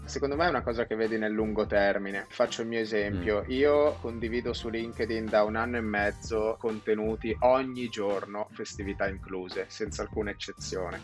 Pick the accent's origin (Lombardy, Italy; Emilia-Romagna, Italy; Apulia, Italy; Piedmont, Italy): Lombardy, Italy; Milan; io sono nato a Milano, sono milanese